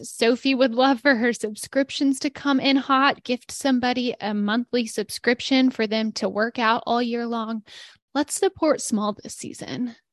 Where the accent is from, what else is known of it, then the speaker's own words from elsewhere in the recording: Denton, Texas, United States; moved away; where I grew up in Denton